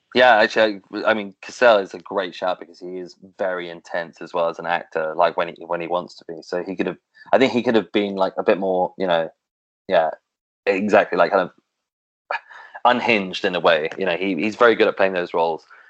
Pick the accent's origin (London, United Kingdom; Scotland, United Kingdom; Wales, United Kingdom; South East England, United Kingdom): London, United Kingdom; as a Londoner